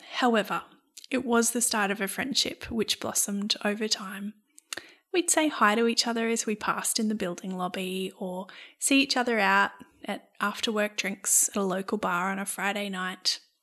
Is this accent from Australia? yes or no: yes; Brisbane, Queensland, Australia; our experience of growing up in Brisbane